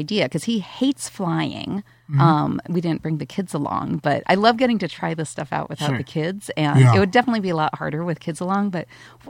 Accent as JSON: {"language": "English", "town": "Santa Barbara", "region": "California", "country": "United States", "tie": "born or raised there", "also_born_or_lived": "San Diego", "said": "I've never lived in L.A. I was born in Santa Barbara. I lived a very long time in San Diego, so I've lived on either side."}